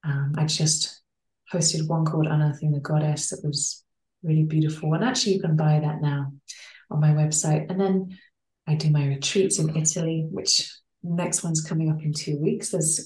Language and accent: English; England, United Kingdom; born there; So I was born in England and I came back to these lands that I was born on to really root my work into deeper into land and deeper into place